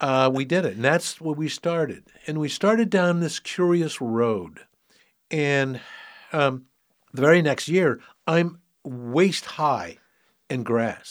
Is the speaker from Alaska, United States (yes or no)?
no; San Francisco, California, United States; moved away as an adult; also born or lived in Sonoma County; I was, um, born and raised in San Francisco. City kid all my life.